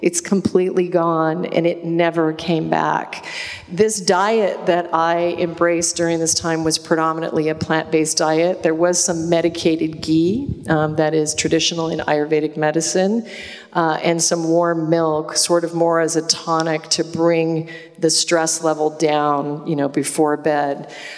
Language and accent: English; Alaska, United States; But I was raised in Alaska on game meat. I incarnated into a family of a big game hunter, and I grew up eating caribou tacos and moose stew and more salmon than anyone would ever want to eat.